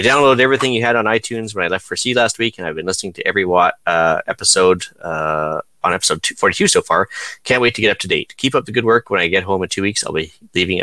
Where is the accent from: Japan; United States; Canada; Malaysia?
Canada; we're Canadian.